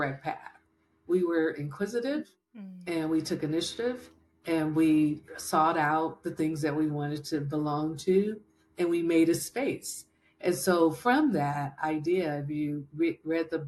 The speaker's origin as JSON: {"language": "English", "town": "Berkeley", "region": "California", "country": "United States", "tie": "born or raised there", "said": "I grew up in Berkeley, California"}